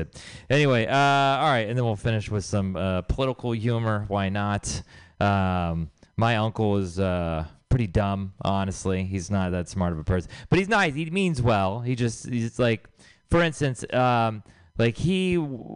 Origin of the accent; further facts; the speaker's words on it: Texas, United States; now in San Francisco Bay Area, United States; I'm from Texas